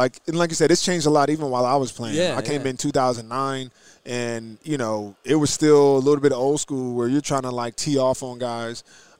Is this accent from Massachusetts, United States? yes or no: no; New Jersey, United States; Well, I'm from New Jersey.